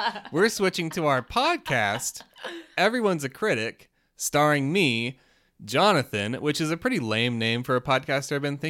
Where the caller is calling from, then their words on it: New York, United States; from Long Island.